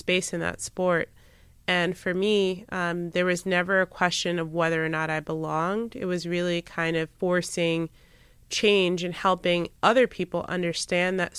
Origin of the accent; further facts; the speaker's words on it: United States; an ethnic minority growing up in the United States